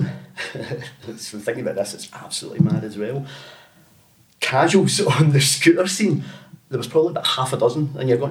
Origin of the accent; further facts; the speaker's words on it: Bellshill, Scotland, United Kingdom; I was from Bellshill.